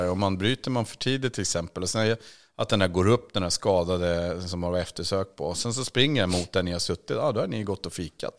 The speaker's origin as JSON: {"language": "Swedish", "country": "Sweden", "said": "som svensk"}